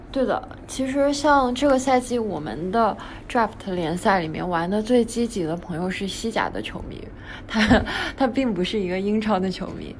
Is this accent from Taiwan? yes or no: no; China; 我们中国人